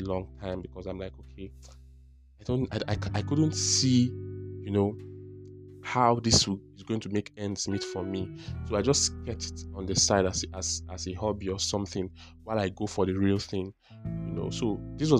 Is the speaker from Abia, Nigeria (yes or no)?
yes; Abia, Nigeria; I'm a Nigerian. I've been from Abia State